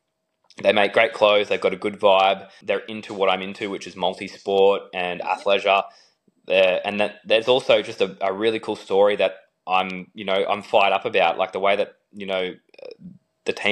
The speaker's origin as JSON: {"language": "English", "country": "Australia", "said": "being Aussie"}